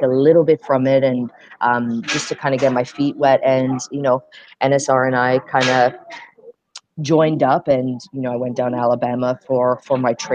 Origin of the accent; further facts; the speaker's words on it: Ontario, Canada; moved away as an adult; also born or lived in England / United States; I came back to Canada